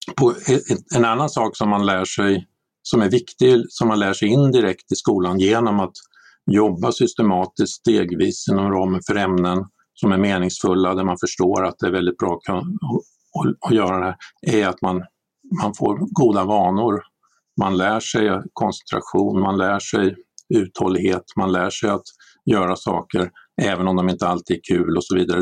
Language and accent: Swedish; Sweden; vi som svenskar